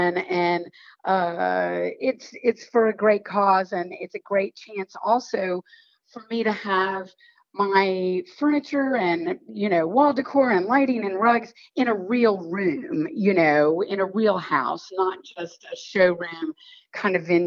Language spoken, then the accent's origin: English; High Point, North Carolina, United States; I'm from High Point. Mary Powell, who's the woman from the junior league in charge of the show house, we went to grade school together. So I was like, oh, it's High Point. It's down the street from where I grew up